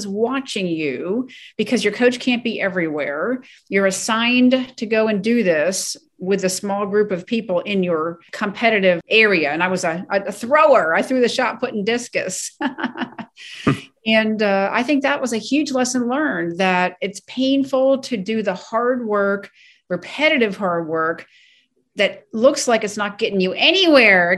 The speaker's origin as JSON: {"language": "English", "town": "Ellicott City", "region": "Maryland", "country": "United States", "tie": "born or raised there", "said": "being born and raised in Ellicott City, Maryland"}